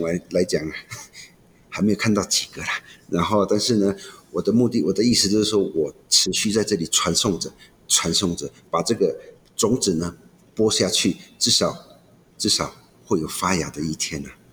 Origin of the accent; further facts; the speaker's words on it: Taichung, Taiwan; 我们是来自台中市和平区梨山部落的…乐团